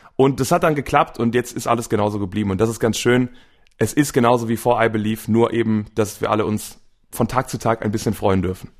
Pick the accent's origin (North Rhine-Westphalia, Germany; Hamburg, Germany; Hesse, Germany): North Rhine-Westphalia, Germany; Wuppertal; also born or lived in Velbert; ich bin in Wuppertal geboren, wohne jetzt quasi ein, äh, ein bisschen nebenan in einer kleineren Stadt Fellbad